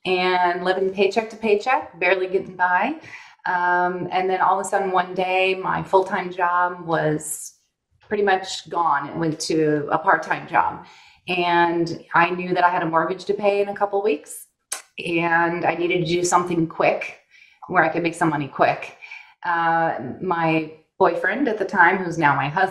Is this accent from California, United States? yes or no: yes; Northern California, United States; moved away as an adult; also born or lived in Burbank, California; now in Arizona, United States; by the time I was in second grade, we were in Northern California at that point, and stayed there my whole life